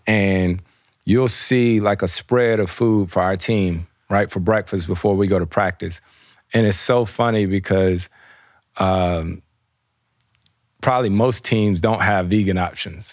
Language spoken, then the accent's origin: English; the South, United States; moved away; I grew up in the South